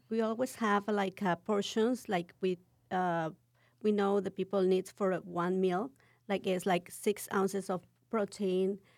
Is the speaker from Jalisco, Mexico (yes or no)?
no; Cuernavaca, Morelos, Mexico; English is a second language; now in San Antonio, United States; I'm from Cuernavaca, Morelos